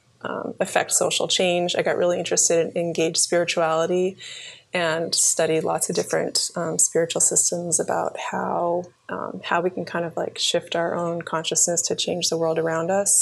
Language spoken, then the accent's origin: English; Cape Cod, Massachusetts, United States; also born or lived in Plymouth, Massachusetts; So I was actually born in Plymouth, Massachusetts. place where the pilgrims landed. And I grew up in on Cape Cod